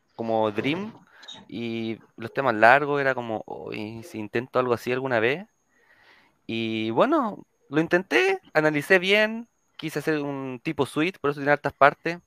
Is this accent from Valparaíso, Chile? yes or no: yes; Viña del Mar, Valparaíso, Chile; yo soy de Viña, nacido y criado en Viña